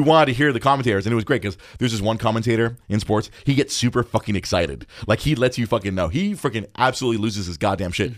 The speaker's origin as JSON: {"language": "English", "town": "Los Angeles", "region": "California", "country": "United States", "tie": "born or raised there", "said": "We, we grew up in Los Angeles"}